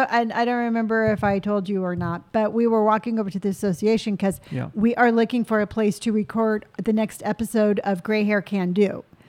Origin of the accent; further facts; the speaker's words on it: Encinitas, California, United States; I grew up in Encinitas.